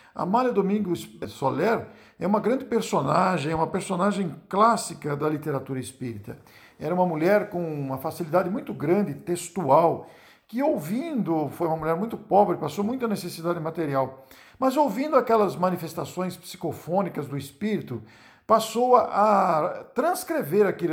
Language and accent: Portuguese; Matão, São Paulo, Brazil; sou de Matão